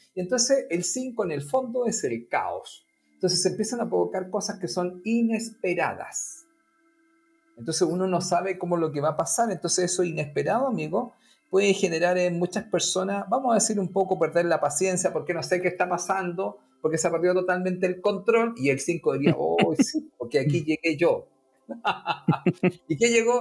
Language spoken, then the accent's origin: Spanish; Chile; nosotros los chilenos